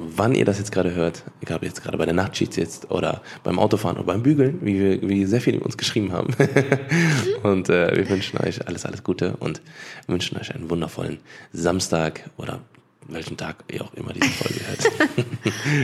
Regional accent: Cologne, North Rhine-Westphalia, Germany; ich bin in Köln geboren und aufgewachsen

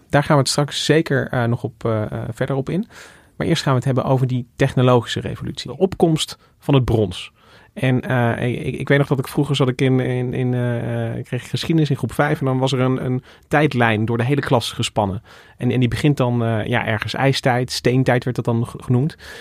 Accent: Goirle, North Brabant, Netherlands; moved away; ik kom uit Goorle oorspronkelijk

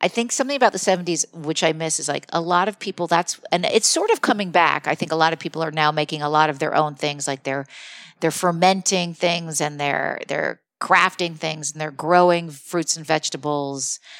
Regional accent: Morristown, New Jersey, United States; I'm from New Jersey

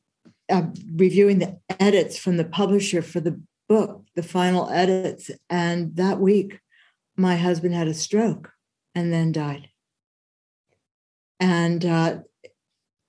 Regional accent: San Francisco Bay Area, California, United States; I've grown up on the West Coast my whole life. I've grown up and lived in the San Francisco Bay Area

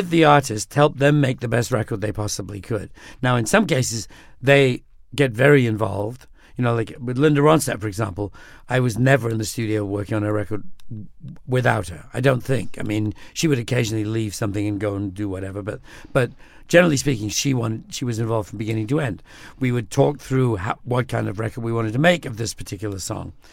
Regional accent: United Kingdom; I'm British.

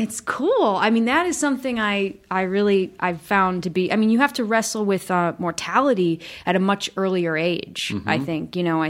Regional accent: Michigan, United States; I was from Michigan and just felt so lucky to be there.

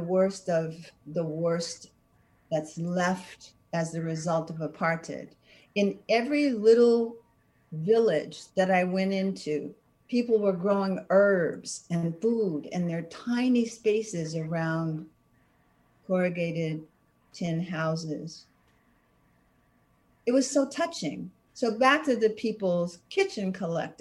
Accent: Washington, District of Columbia, United States; moved away; I came from Southeast Washington, D.C.

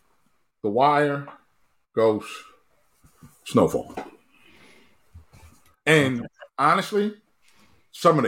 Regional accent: Baltimore, Maryland, United States; In Baltimore. But and obviously that's my hometown

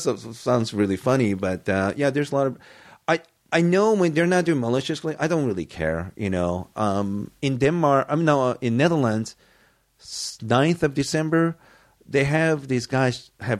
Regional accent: United States; and so you know, I grew up in States.

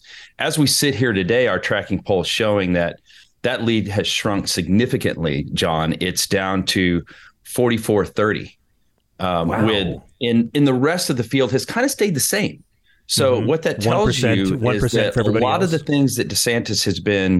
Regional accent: Houston, Texas, United States; moved away; I'm originally from Houston

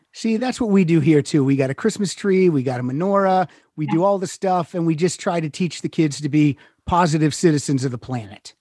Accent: Pennsylvania, United States; moved away as an adult; also born or lived in Chicago; now in Los Angeles, United States; I'm originally from Pennsylvania, lived in Chicago 6 years and then I moved out here.

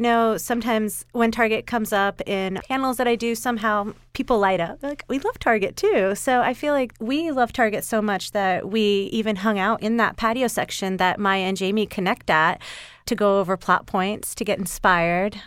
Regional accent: Atlanta, Georgia, United States; We're suburban moms from Atlanta

